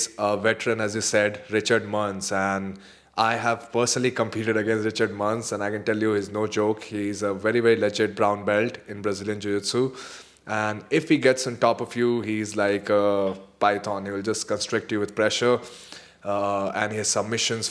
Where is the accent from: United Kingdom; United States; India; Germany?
India; Jharkhand; I'm from Jharkhand